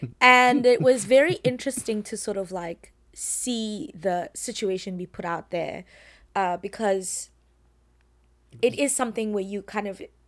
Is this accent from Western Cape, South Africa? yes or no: yes; Wynberg, Western Cape, South Africa; Cape Town. Weinbergian gangster. Yes. Just kidding, I'm from Weinberg.